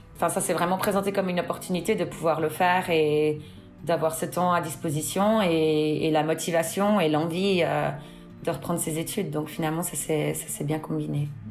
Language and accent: French; Fribourg, Switzerland; moved away as an adult; also born or lived in Seattle, United States; now in Orange County, United States; Je viens euh, de Suisse, du canton de Fribourg.